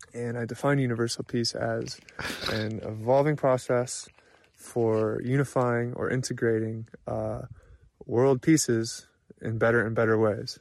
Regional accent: Anchorage, Alaska, United States; I'm from Anchorage, Alaska.

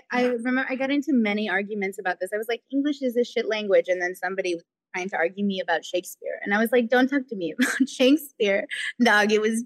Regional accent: United States; I'm Hunkpapa and Oglala Lakota. I'm from the Standing Rock Reservation in North and South Dakota. I like had sort of grown up there, you know, in and out all my life. And we were living there when I was about 12 years old

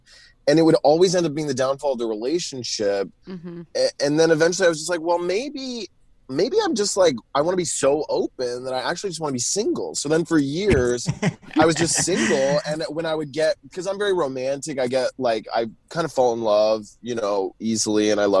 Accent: Southern US, United States; I grew up in the South, and I'm really having a big Southern homecoming right now.

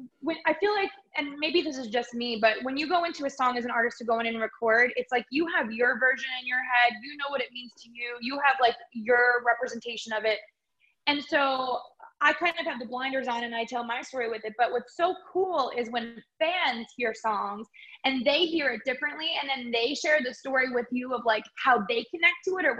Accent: Long Island, New York, United States; also born or lived in Nashville; where I grew up on Long Island

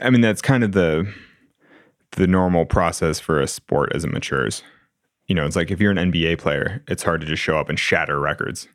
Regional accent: Sacramento, California, United States; now in Las Vegas, United States; I'm from Sacramento in California

